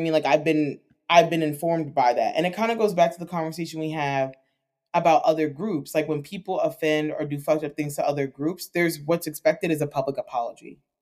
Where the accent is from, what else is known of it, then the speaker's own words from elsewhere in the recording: United States; as American people